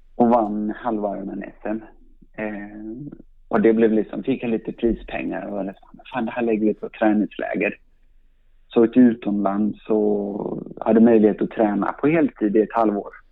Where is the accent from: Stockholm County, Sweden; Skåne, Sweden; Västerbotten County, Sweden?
Stockholm County, Sweden; Stockholm; jag är uppvuxen i, uppvuxen i Stockholm, i Sandskobaden